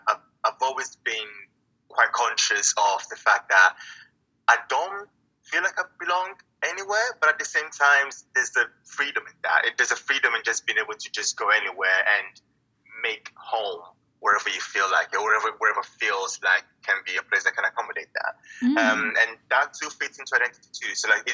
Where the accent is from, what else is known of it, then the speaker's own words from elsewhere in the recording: Italy; In terms of background, I was born and raised in Italy, and I'm a third culture kid.